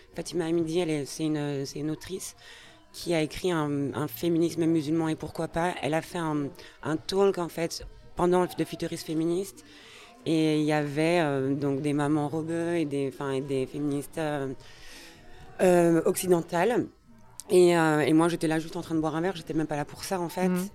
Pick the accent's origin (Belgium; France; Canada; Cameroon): Belgium; Brussels, Brussels-Capital Region; je suis née à Bruxelles